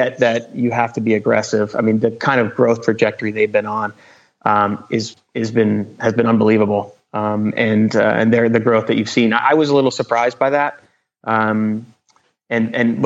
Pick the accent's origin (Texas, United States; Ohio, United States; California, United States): Texas, United States; Houston; I grew up in Houston, Texas